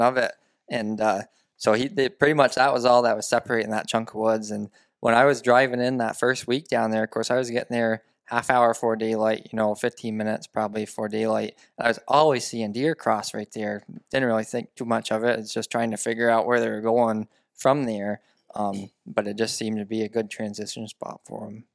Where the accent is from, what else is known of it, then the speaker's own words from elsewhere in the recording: central Vermont, United States; I'm born and raised in Vermont, central Vermont